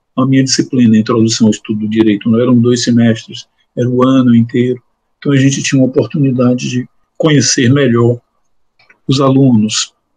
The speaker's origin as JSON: {"language": "Portuguese", "region": "Bahia", "country": "Brazil", "moved": "as an adult", "lives_now": "Alagoas, Brazil", "said": "Eu sou baiano"}